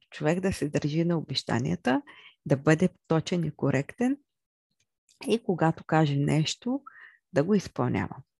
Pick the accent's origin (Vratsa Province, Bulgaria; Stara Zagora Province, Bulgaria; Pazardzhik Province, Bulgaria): Stara Zagora Province, Bulgaria; Chirpan; аз съм родена в Стара Загора, но израснах в град Черпан